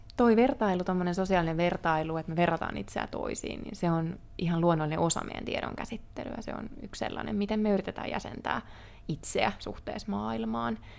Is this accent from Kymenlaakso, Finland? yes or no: yes; Kouvola, Kymenlaakso, Finland; moved away as an adult; also born or lived in Helsinki; muutin Helsinkiin opiskelemaan Kouvolasta